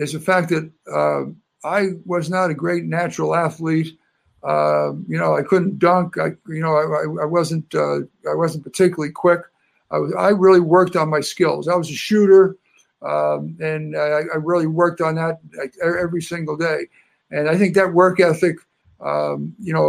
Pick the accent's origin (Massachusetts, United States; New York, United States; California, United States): New York, United States; New York City; moved away as an adult; also born or lived in Nova Scotia, Canada; now in Antigonish, Canada; I grew up in New York City